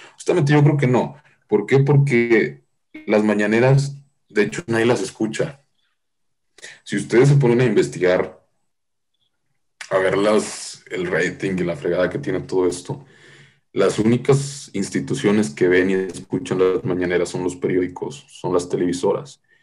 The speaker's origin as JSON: {"language": "Spanish", "region": "Nuevo León", "country": "Mexico", "said": "yo soy de Nuevo León"}